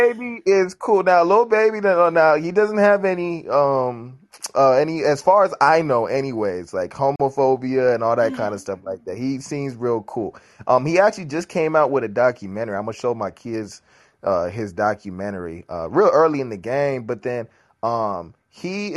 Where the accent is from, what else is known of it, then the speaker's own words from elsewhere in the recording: Nigeria; I'm Nigerian